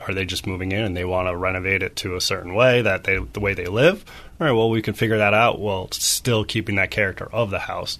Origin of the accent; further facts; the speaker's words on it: Madison, Connecticut, United States; I grew up in Madison